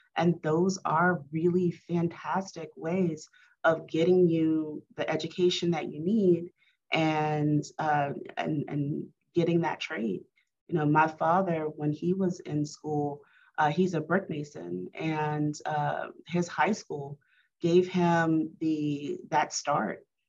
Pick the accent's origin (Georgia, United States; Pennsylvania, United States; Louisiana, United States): Louisiana, United States; Baker; I grew up in Baton Rouge. Uh, well, actually Baker, right out of Baton Rouge.